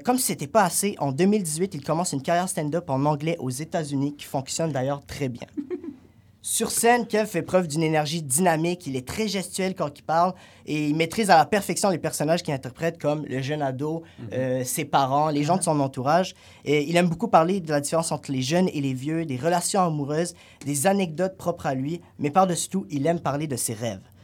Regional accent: Algeria; now in Canada; dans mon pays d'origine, l'Algérie

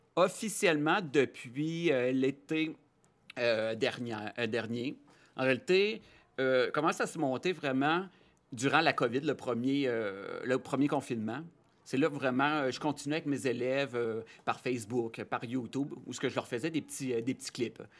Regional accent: Rouyn-Noranda, Quebec, Canada; also born or lived in Chicoutimi; Je viens de Rouen-Noranda

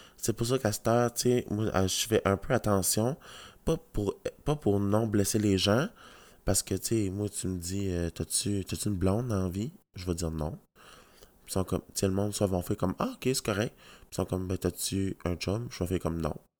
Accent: Canada; je suis content d'être Canadien

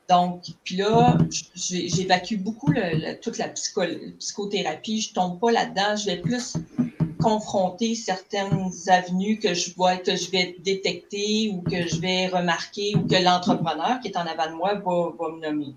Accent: Cacouna, Quebec, Canada; moved away as an adult; je suis une fille du bas du fleuve, d'un petit village qui s'appelle Kakuna

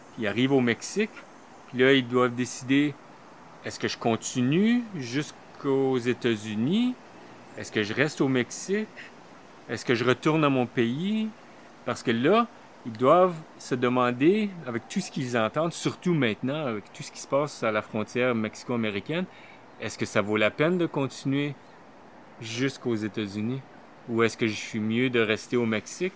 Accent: Manitoba, Canada; moved away as an adult; also born or lived in Toronto; now in Montreal, Canada; je suis originaire du Manitoba d'un petit village euh, francophone

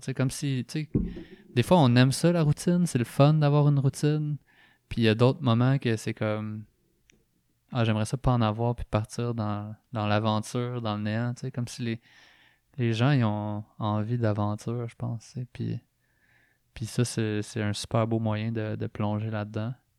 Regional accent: Drummondville, Quebec, Canada; moved away; also born or lived in Montreal; je viens de Drummondville

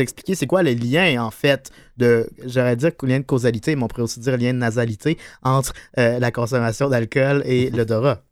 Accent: Beauce, Quebec, Canada; on vient de la Beauce

